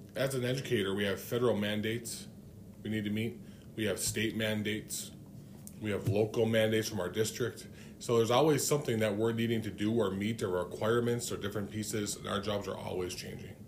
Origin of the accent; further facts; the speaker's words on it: Cloquet, Minnesota, United States; now in Grand Rapids, United States; I'm from Cloquet